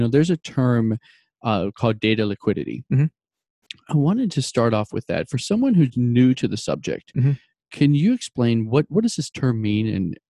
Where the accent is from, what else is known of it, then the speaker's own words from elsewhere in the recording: Shelbyville, Illinois, United States; my hometown, Shelbyville, Illinois